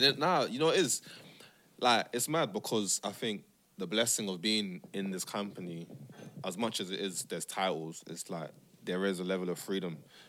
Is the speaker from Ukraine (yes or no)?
no; Nigeria; also born or lived in Amsterdam; now in London, United Kingdom; Amsterdam plays into that. Living in London plays into that. You know, being a Muslim plays into that. Being Nigerian plays into that.